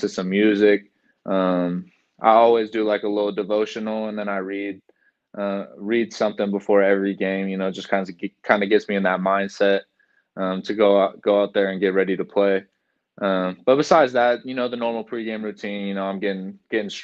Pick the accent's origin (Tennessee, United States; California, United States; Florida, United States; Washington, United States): California, United States; Folsom; moved away as an adult; now in Green Bay, United States; I grew up in Folsom, California, and Folsom Prison was like 2 minutes from my house growing up